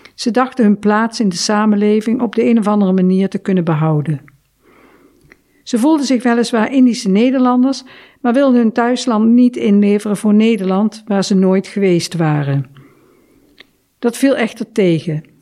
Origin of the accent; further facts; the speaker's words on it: Indonesia; now in Netherlands; mijn geboorteland